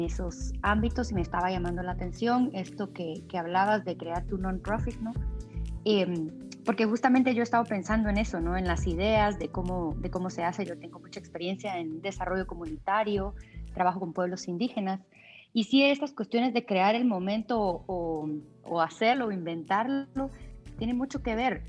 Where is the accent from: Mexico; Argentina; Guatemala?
Guatemala; yo soy de Guatemala